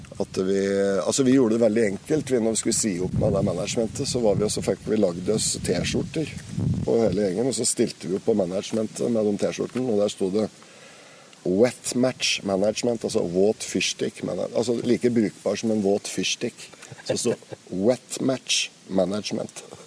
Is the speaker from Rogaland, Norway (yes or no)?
no; Raufoss, Innlandet, Norway; moved away as an adult; also born or lived in Toten; kommer jeg fra Raufoss